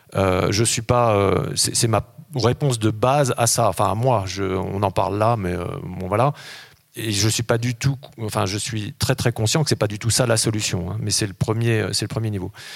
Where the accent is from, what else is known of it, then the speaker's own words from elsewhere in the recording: Grenoble, Auvergne-Rhône-Alpes, France; moved away as an adult; also born or lived in Gap, Hautes-Alpes / Paris / New York; je suis né à Grenoble, hein, et puis ensuite, euh, j'ai passé une partie de mon adolescence euh, dans les Hautes-Alpes, mon lycée à Gap